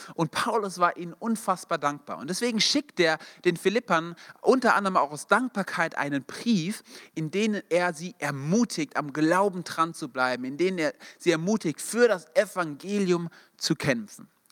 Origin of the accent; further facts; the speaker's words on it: Darmstadt, Hesse, Germany; wir kommen beide aus Darmstadt oder aus der Nähe